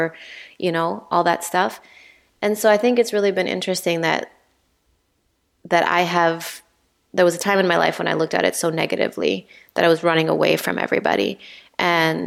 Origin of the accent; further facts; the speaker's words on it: Honduras; moved away as an adult; also born or lived in Pennsylvania, United States / Minnesota, United States; now in Illinois, United States; growing up in Honduras, I always felt like I wanted to get out of Honduras